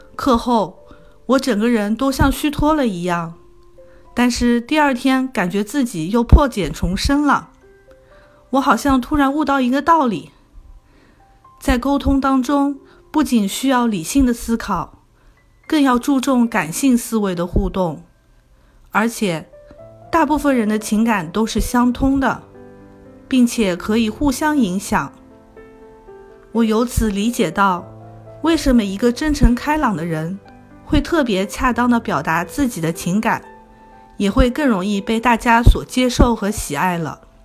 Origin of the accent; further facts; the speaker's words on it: Wuxi, Jiangsu, China; moved away as an adult; now in Toronto, Canada; 我来自江苏无锡，十年前来到加拿大多伦多，从事食品零售管理